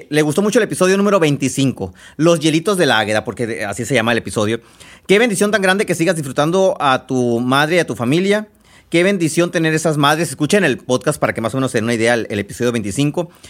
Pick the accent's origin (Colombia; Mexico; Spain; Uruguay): Mexico; Babiácora, Sonora; Soy originaria de Babiácora y allá se cultiva mucho, aunque hoy no fue un buen año para ellos.